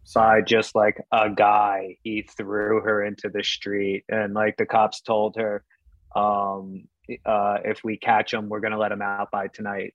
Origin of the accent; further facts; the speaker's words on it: New York City, New York, United States; I grew up in New York City